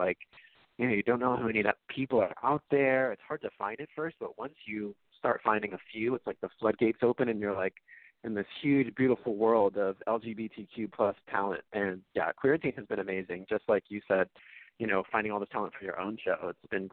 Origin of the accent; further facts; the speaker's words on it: Bay Area, California, United States; I grew up in the Bay Area, California.